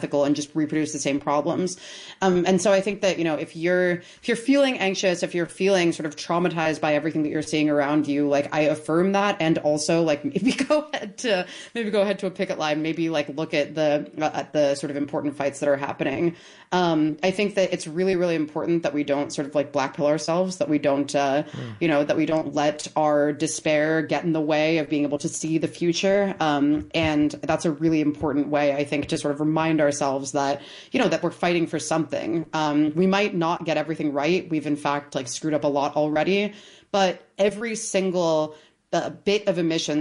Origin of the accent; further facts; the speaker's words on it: Towson, Maryland, United States; I grew up in Towson